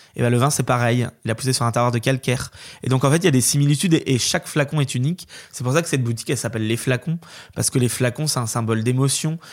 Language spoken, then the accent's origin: French; Corsept, Pays de la Loire, France; now in Paimboeuf, France; Moi, j'ai grandi à Corset